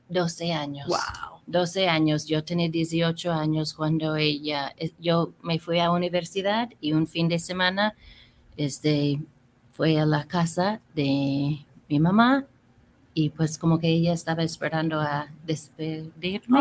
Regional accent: California, United States; moved away as an adult; also born or lived in Mexico; now in Guadalajara, Mexico; pues soy de California y tengo 32 años viviendo aquí en México

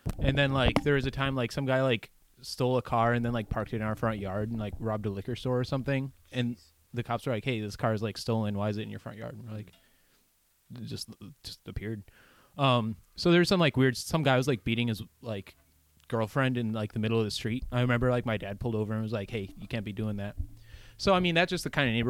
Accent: Detroit, Michigan, United States; I grew up in Detroit

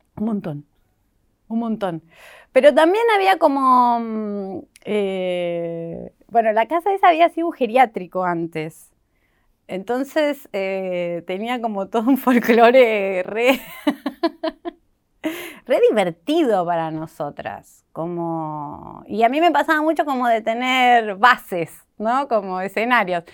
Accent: Banfield, Buenos Aires Province, Argentina; moved away as an adult; me fui de Banfield, o sea, no, hoy no vivo ahí porque, o sea, toda mi adolescencia, como hasta los 23 viví ahí

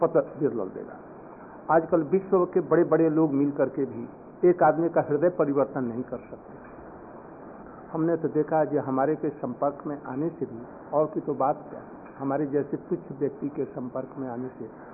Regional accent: India; दरिद्र भारत से नहीं आए हम लोग समृद्ध भारत से आए हैं

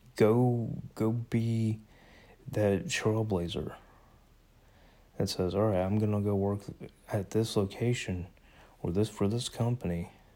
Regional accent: United States; I am an American

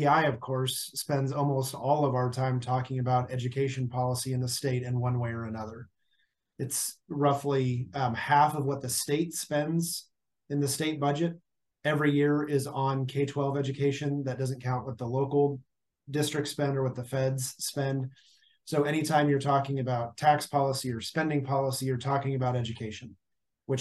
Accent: Kansas City, United States; now in Wichita, United States; I grew up in the Kansas City area, kind of, you know, the leafy suburb thing

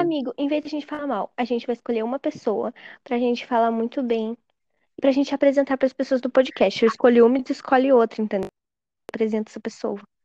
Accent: Rio Grande do Sul, Brazil; eu sou do Rio Grande do Sul

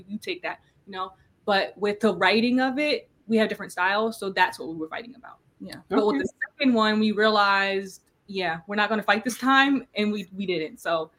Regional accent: East Orange, New Jersey, United States; so we're from New Jersey. It's called East Orange.

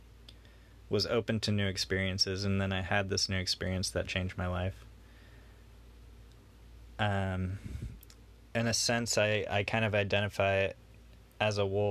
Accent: Houston, Texas, United States; I'm from Houston

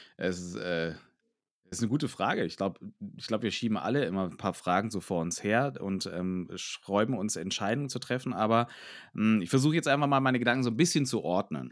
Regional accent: Franconia, Bavaria, Germany; bei uns in Franken

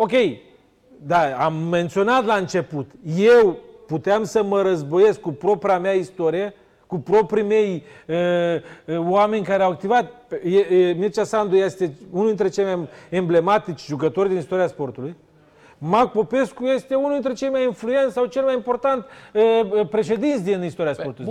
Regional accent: near Sighetu Marmației, Ukrainian side of the border, Zakarpattia Oblast, Ukraine; Eu sunt la 5 km de Sighet

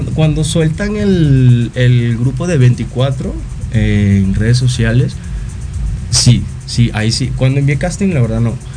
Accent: Caracas, Capital District, Venezuela; moved away as an adult; now in Mexico; soy de Caracas, Venezuela, y acabo de cumplir cinco años acá en México.

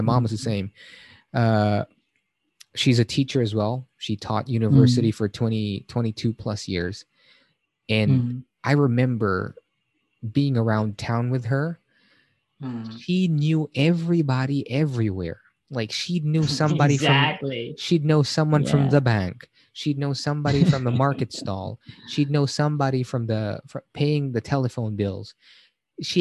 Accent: Manila, Metro Manila, Philippines; I'm from Manila as well

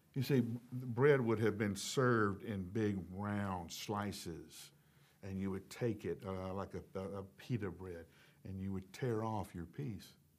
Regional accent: the South, United States; accent: southern; I grew up in the South

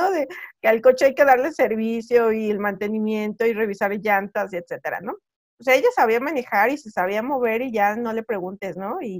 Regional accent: Puebla, Mexico; Que, que, como te digo, somos de la Sierra Norte de Puebla

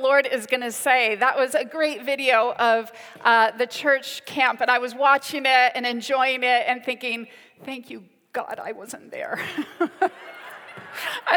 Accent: United States; now in United Kingdom; I'm half American, half British. I'm an Ameri-Brit

